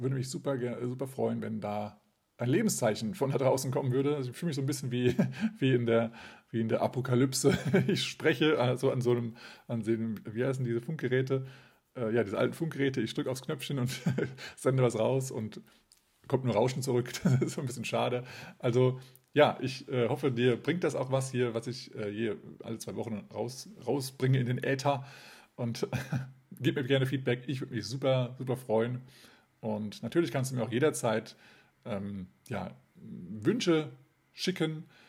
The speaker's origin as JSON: {"language": "German", "town": "Kassel", "region": "Hesse", "country": "Germany", "tie": "born or raised there", "said": "Kassel, meine Geburtsstadt"}